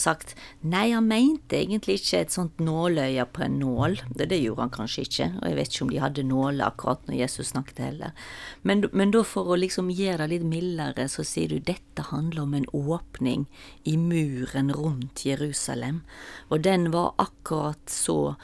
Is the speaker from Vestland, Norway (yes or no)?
yes; Stord, Vestland, Norway; moved away; jeg kommer fra Stord, og da sa vi ofte 'Hvem går du etter?'